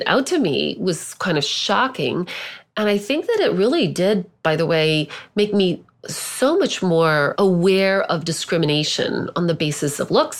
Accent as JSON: {"language": "English", "region": "Southern Indiana", "country": "United States", "tie": "born or raised there", "also_born_or_lived": "Germany / Israel", "moved": "yes", "lives_now": "Manhattan, United States", "said": "growing up in Southern Indiana, where everybody was white"}